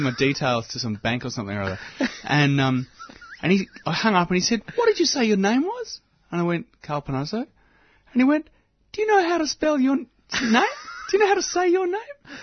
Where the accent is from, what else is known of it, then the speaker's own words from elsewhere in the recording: Mordialloc, Victoria, Australia; I was born in Mordialloc